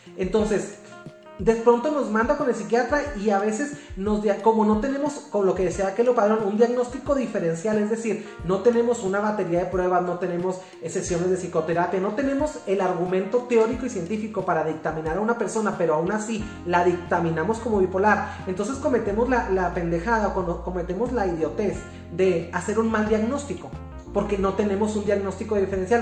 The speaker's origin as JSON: {"language": "Spanish", "region": "Chihuahua", "country": "Mexico", "said": "soy de Chihuahua, I come from Chihuahua, Mexico"}